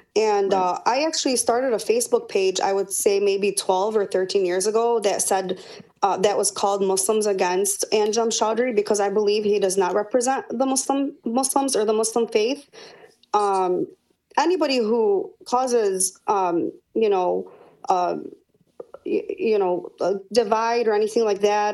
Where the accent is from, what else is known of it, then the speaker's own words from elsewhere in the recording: Dearborn, Michigan, United States; I was born here, raised here in Michigan.